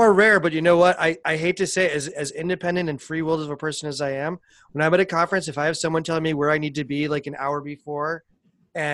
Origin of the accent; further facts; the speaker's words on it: Buffalo, New York, United States; I grew up in Buffalo.